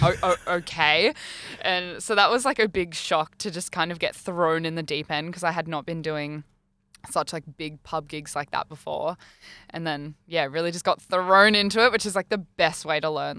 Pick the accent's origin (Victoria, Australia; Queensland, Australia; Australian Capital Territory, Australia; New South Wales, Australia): New South Wales, Australia; now in Brisbane, Australia; I'm from New South Wales as well